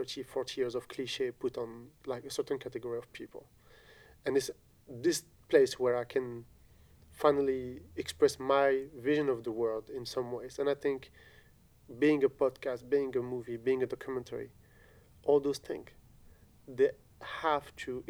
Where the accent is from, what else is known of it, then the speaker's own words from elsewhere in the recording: Algeria; because I grew up in Algeria.